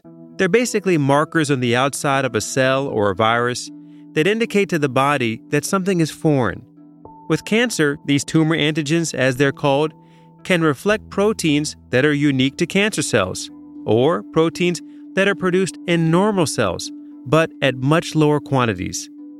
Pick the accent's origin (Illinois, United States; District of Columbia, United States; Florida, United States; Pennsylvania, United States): Illinois, United States; Chicago; born there; I was born in Chicago in a hospital called Michael Reese Hospital, which I'm not sure if it's still around.